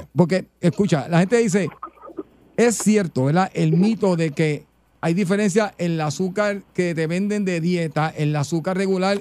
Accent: Puerto Rico; como buen puertorriqueño

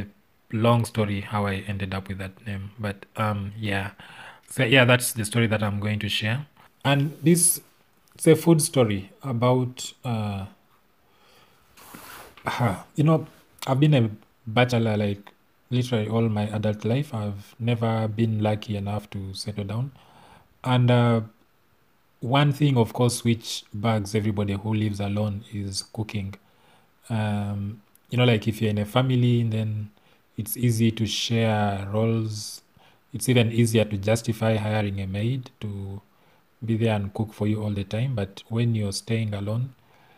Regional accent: Tororo, Eastern Region, Uganda; I grew up in Tororo

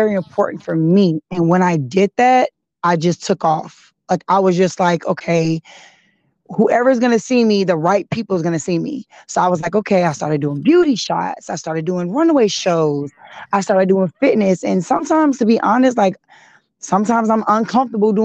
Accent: California, United States; I was raised in California

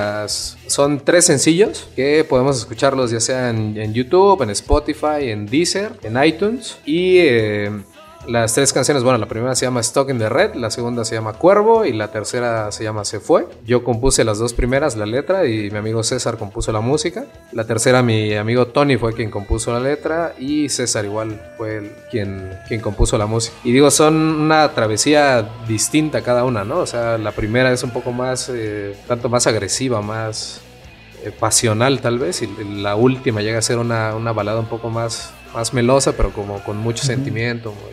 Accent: Oaxaca, Mexico; todos somos oaxaqueños

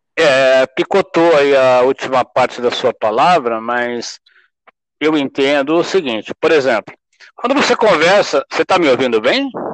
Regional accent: Porto Alegre, Rio Grande do Sul, Brazil; now in São Paulo, Brazil; eu sou gaúcho, fui criado lá em Porto Alegre

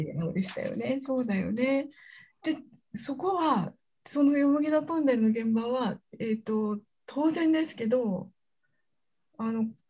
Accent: Hyogo, Japan; accent: Kansai dialect; 実は同じ兵庫県出身なので今日はきっと関西弁になっちゃうかな

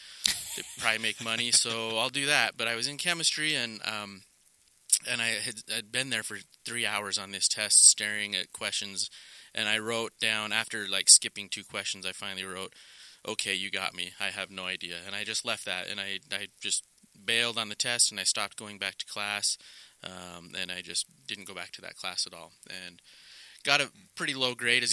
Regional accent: Rigby, Idaho, United States; now in Utah, United States; I grew up in Idaho, southeast Idaho, Rigby to be specific, and have been in Utah

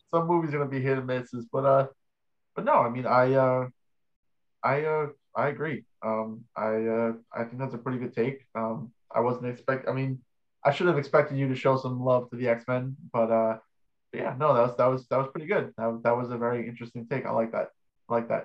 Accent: New York, United States; we're both from New York

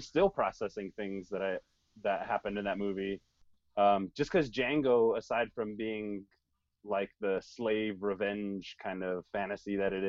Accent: Colorado, United States; I'm from Colorado, man.

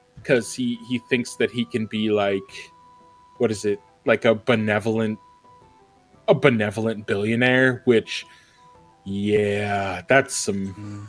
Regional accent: New York, United States; I'm a New Yorker

